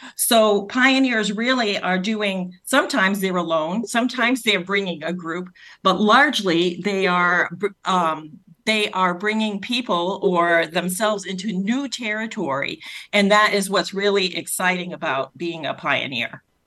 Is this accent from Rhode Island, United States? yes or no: yes; Rhode Island, United States; accent: Rhode Island; my Rhode Island accent